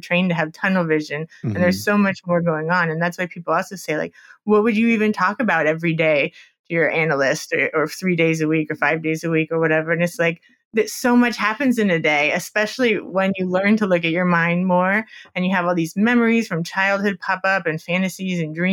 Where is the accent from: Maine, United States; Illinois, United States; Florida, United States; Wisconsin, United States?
Florida, United States; Miami; I'm from Miami, and I went to a grad school in Fort Lauderdale, so just near Miami.